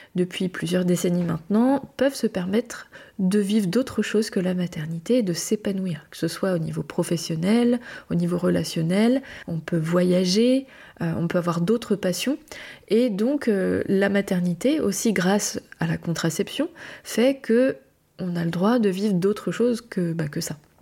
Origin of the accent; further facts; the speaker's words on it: France; je suis française